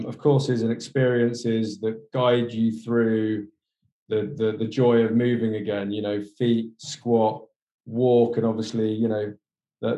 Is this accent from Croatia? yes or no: no; Somerset, South West England, United Kingdom; Somerset, which is the southwest, where me and my cousin, the CEO, were born.